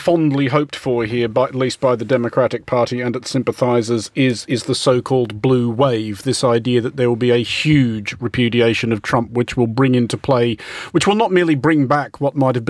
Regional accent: Australia; it'd be remiss of me as an Australian talking about the ABC

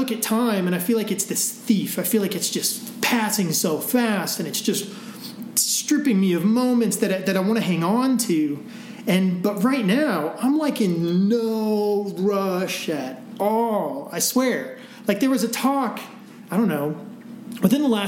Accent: Midwest, United States; now in Breckenridge, United States; I grew up in the Midwest

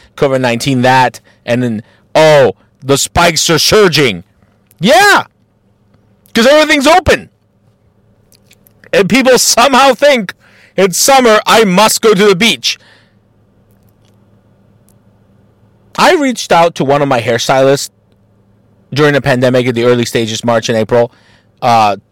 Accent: Mexico; now in Columbus, United States; as a Mexican and as an American

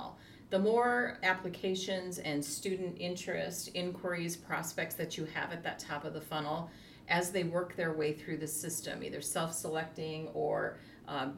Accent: South Dakota, United States; I'm from South Dakota

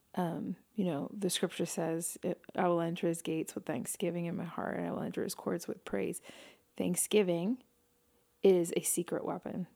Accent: New York City, New York, United States; growing up in New York City

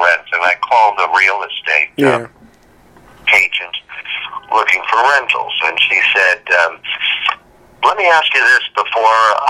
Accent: New York City, New York, United States; I was born in Queens

